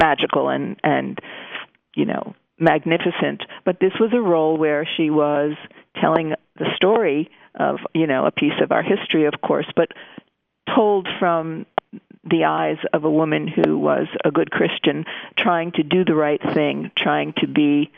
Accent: New Jersey, United States; I grew up in New Jersey, as you said, to a very loving family

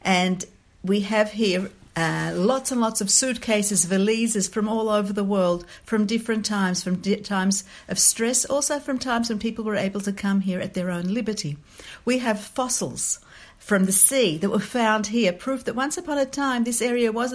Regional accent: Australia; moved away as an adult; now in Israel; I'm Australian born and bred

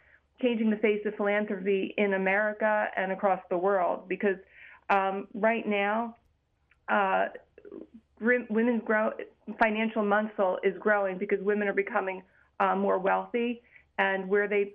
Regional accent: United States; we as American Jews

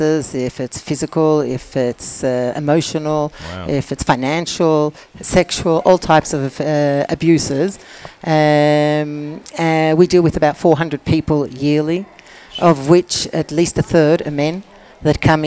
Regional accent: Australia; now in Israel

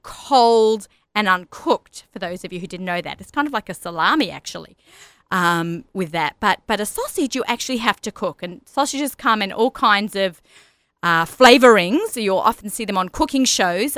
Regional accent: Sydney, New South Wales, Australia; accent: Australian; moved away as an adult; also born or lived in Lower East Side, New York; now in Woodmere, United States; I grew up in Australia

